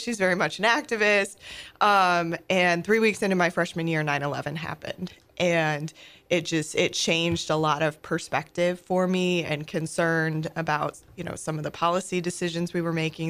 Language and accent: English; Oneonta, New York, United States; moved away as an adult; also born or lived in Pennsylvania; now in St. Louis, United States; I grew up in a small town, um, in upstate New Yal-, New York called, uh, Oneonta.